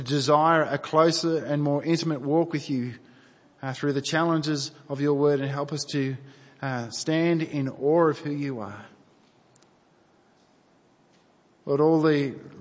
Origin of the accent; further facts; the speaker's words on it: New South Wales, Australia; I grew up in New South Wales